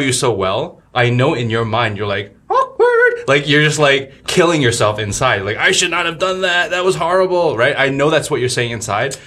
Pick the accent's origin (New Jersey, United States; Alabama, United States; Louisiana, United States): New Jersey, United States; moved away as an adult; also born or lived in New York, United States; now in China; I grew up in Jersey and New York